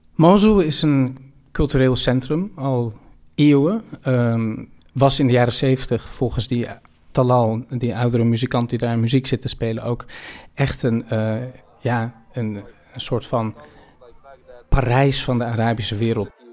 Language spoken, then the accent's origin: Dutch; Amsterdam, North Holland, Netherlands; ik kom uit Amsterdam, ik kom uit Nederland.